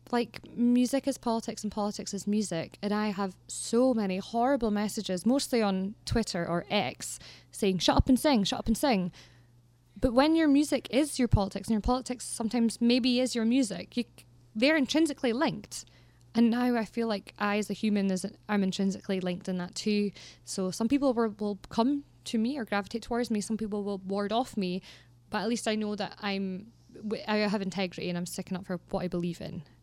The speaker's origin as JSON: {"language": "English", "area": "Aberdeenshire", "region": "Scotland", "country": "United Kingdom", "tie": "born or raised there", "said": "growing up in Aberdeenshire is amazing"}